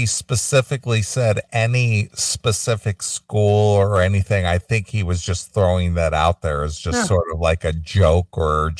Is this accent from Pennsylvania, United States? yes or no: yes; Pittsburgh, Pennsylvania, United States; As I've talked about before, I grew up in Pittsburgh, when the city's NFL team, the Steelers, won 4 Super Bowls in the 70s